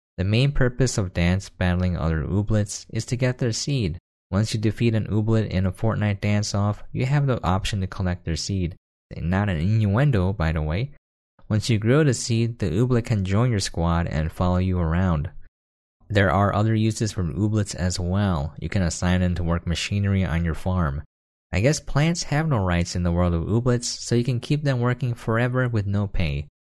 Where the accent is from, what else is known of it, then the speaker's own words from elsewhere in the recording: United States; I am an American